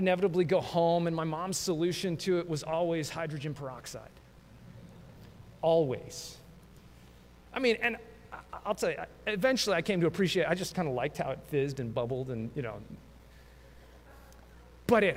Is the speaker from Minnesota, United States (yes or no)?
no; Colorado, United States; growing up in Colorado